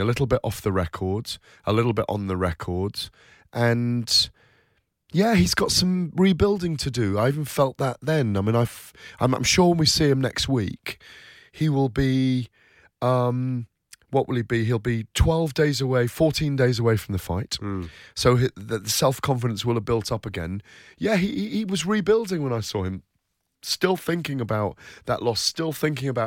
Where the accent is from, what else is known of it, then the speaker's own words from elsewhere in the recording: United Kingdom; as British guys going over to America